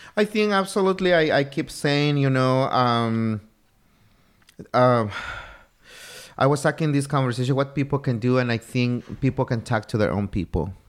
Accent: Oaxaca, Mexico; moved away as an adult; also born or lived in Oxnard, Ventura County, California; I didn't know I was different just to be from the state of Oaxaca

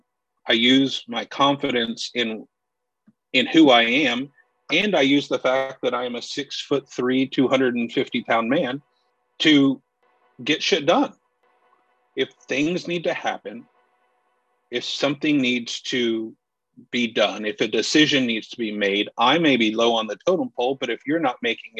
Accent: the South, United States; I grew up in the South in a town where I'm pretty sure I was the only Hispanic

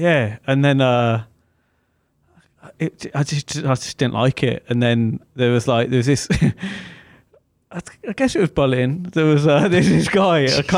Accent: Birmingham, West Midlands, United Kingdom; So obviously I grew up in Birmingham.

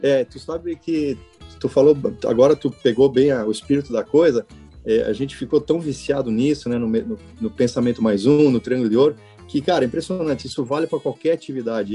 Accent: Xanxerê, Santa Catarina, Brazil; moved away as an adult; also born or lived in Florianópolis; eu tenho muito orgulho de dizer que eu sou colono de Xanxerê. Eu sou do oeste de Santa Catarina, eu nasci lá

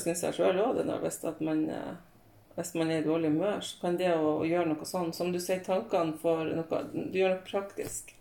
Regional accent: Hadsel, Nordland, Norway; lokalavisa hjemme i Hadsel

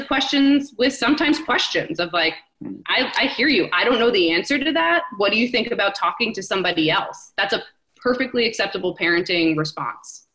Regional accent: New Jersey, United States; I'm a New Yorker at heart. I grew up five minutes from the city in Jersey

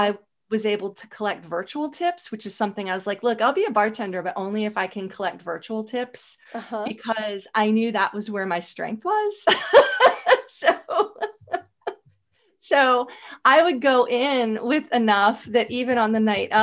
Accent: Howard County, Maryland, United States; I grew up in Howard County.

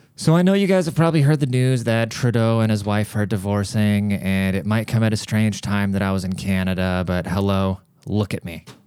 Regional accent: United States; a American born citizen

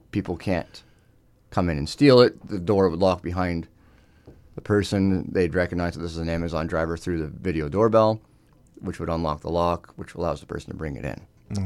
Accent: Northumberland County, Ontario, Canada; born and raised in Northumberland County, but we do also service outside

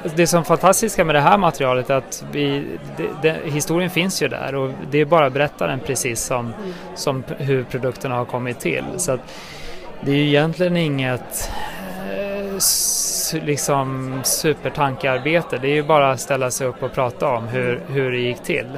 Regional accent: outside Enköping, Uppsala County, Sweden; utanför Enköping, då, där jag är uppvuxen.

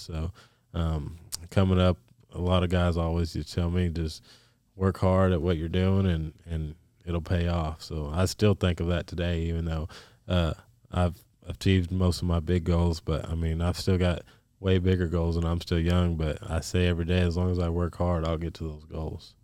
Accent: New Mexico, United States; we're from New Mexico

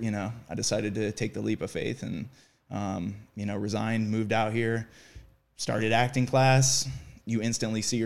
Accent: Columbus, Ohio, United States; moved away as an adult; now in Los Angeles, United States; I came from Columbus, Ohio

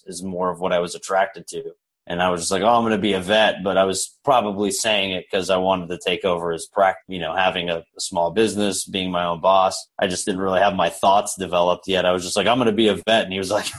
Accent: Orlando, Florida, United States; I was born here in Orlando.

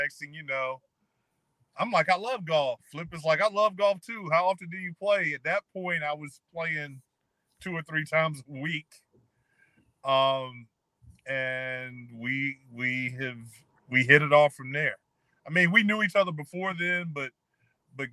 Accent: Hinesville, Georgia, United States; moved away; also born or lived in Miami, Florida / Virginia; I grew up in the small town of Hinesville, Georgia

